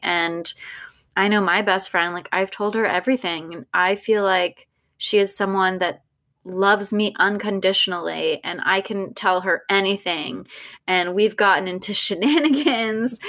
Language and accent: English; California, United States; growing up in California